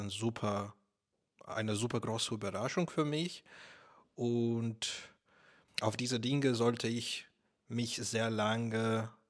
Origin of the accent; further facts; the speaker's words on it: Latvia; German is a second language; also born or lived in Russia; now in Germany; Ich bin in Lettland aufgewachsen ich habe in Russland sehr, sehr lange gelebt und dort in die Schule gegangen, danach in, an der Uni studiert. Und jetzt bin ich in Deutschland seit vier Jahren.